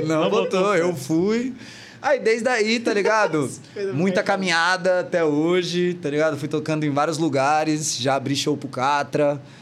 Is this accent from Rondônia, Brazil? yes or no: yes; Porto Velho, Rondônia, Brazil; now in São Paulo, Brazil; eu vim de Porto Velho, né?